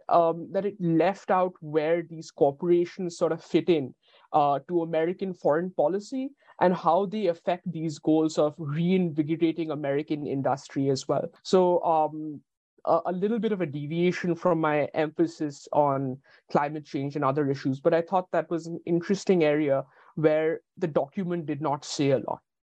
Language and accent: English; India; my own perspective as an Indian